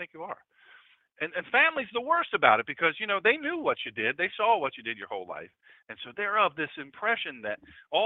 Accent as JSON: {"language": "English", "country": "United States", "said": "I'm an American."}